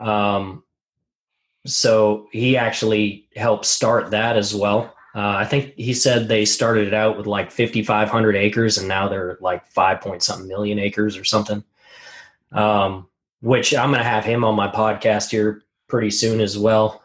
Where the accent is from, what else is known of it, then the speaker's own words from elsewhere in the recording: Montana, United States; I grew up in Montana, uh, really rural area